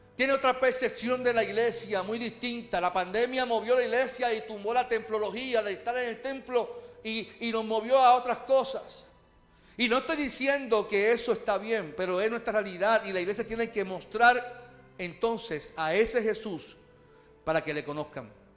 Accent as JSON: {"language": "Spanish", "country": "Puerto Rico", "said": "Nosotros, como puertorriqueños"}